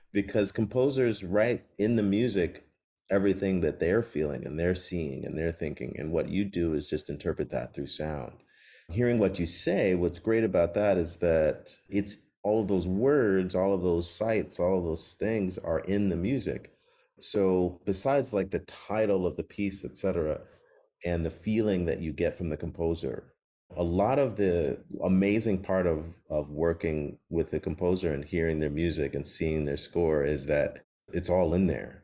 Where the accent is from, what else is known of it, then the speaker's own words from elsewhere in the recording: Chicago, Illinois, United States; growing up in Chicago